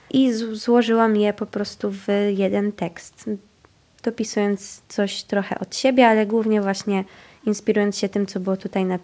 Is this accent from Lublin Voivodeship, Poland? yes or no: no; Warmian-Masurian Voivodeship, Poland; accent: Warmian; słuchały tą moją gwarę, naszą gwarę warmińską, były zaciekawione